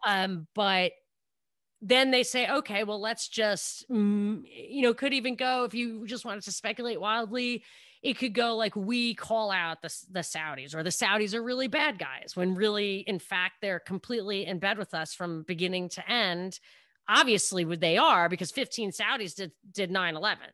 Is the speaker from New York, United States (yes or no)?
yes; New York, United States; I'm from New York.